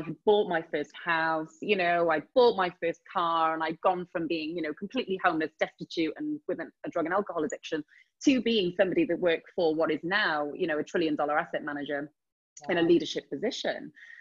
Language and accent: English; Wales, United Kingdom; moved away as an adult; I'm from a small town in Wales. I'm not from London